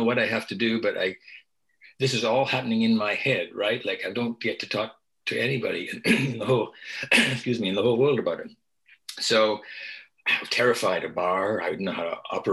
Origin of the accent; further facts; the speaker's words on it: Beaverton, Ontario, Canada; I grew up in Beaverton, Ontario, very small town, about 1,000 people at the time in the 50s and the 60s.